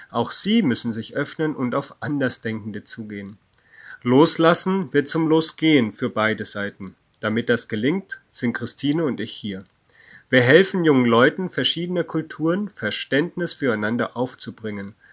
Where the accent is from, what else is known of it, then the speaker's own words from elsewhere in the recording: Hanau, Hesse, Germany; also born or lived in Ostalbkreis; Eigentlich ist Hanau meine Heimatstadt, wo ich 14 Jahre meiner Kindheit und Jugend gelebt habe.